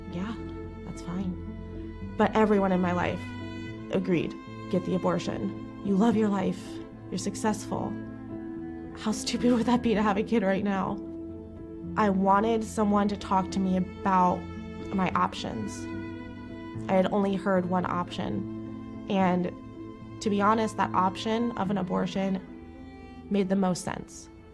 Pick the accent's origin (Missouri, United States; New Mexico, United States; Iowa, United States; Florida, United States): Florida, United States; Jacksonville; moved away as an adult; now in Chicago, United States; I am from Jacksonville, Florida